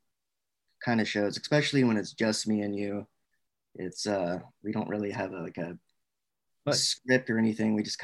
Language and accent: English; Little Rock, Arkansas, United States; I grew up in Little Rock, Arkansas.